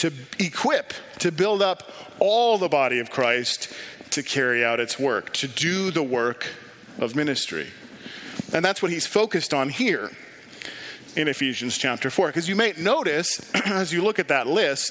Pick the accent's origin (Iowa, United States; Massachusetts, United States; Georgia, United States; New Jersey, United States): Iowa, United States; Ames; a EFCA church in my hometown in Ames, Iowa.